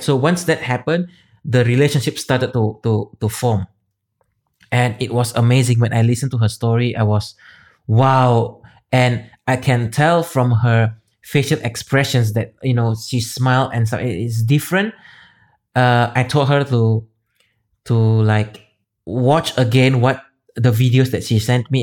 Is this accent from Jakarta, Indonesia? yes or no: no; Medan, North Sumatra, Indonesia; moved away as an adult; also born or lived in Singapore; I'm from Medan, Indonesia